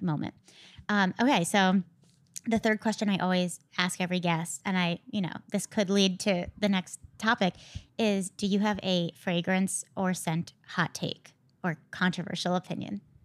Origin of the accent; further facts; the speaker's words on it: Connecticut, United States; I grew up in Connecticut